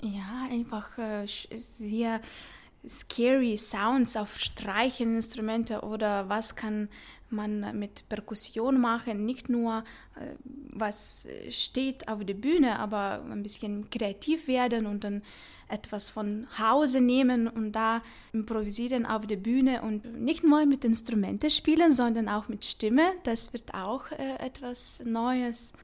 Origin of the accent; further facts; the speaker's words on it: Vilnius, Vilnius County, Lithuania; German is a second language; moved away as an adult; now in Zurich, Switzerland; Ich komme aus Vilnius, Litauen und da bin ich aufgewachsen